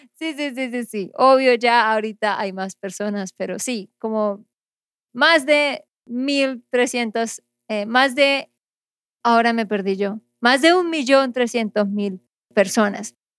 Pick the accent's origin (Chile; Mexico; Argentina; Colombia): Colombia; Santander; de Santander, Colombia